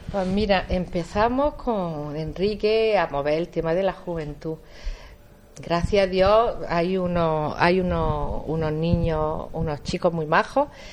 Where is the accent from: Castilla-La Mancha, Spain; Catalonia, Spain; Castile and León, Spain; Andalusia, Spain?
Andalusia, Spain; Jaén; yo estoy muy vinculada al barrio porque yo nací en San Ildefonso, además yo nací en la calle Sevillano